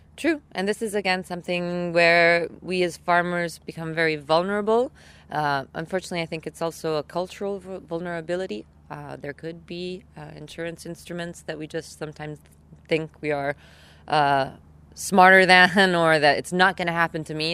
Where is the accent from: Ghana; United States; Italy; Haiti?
Italy; I come from Italy